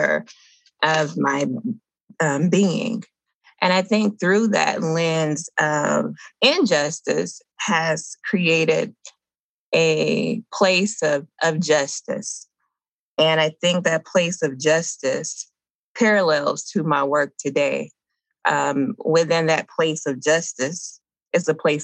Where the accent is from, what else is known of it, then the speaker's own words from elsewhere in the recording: Dublin, Georgia, United States; I grew up in a little small town in Georgia called Dublin, Georgia.